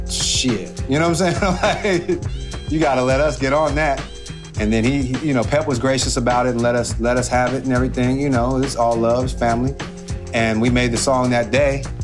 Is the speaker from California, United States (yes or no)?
yes; Oakland, California, United States; We're hailing from East Oakland, California, and um, sometimes it gets a little hectic out there.